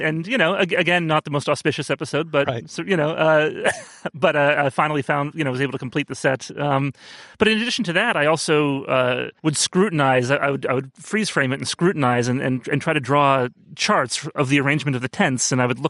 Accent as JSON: {"language": "English", "town": "New York City", "region": "New York", "country": "United States", "said": "I am from Brooklyn, New York."}